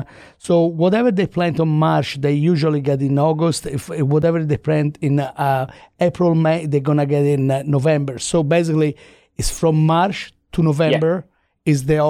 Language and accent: English; Florence, Tuscany, Italy; I grew up in Tuscany, in Florence, right?